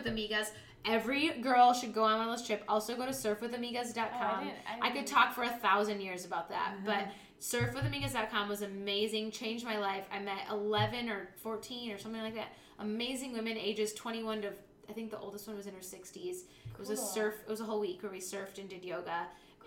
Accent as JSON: {"language": "English", "town": "Grand Haven", "region": "Michigan", "country": "United States", "tie": "born or raised there", "said": "I grew up in Grand Haven"}